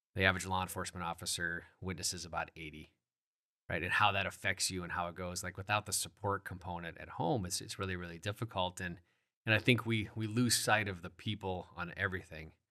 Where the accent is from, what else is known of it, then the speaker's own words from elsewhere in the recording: Sioux Falls, South Dakota, United States; born and raised in the Sioux Falls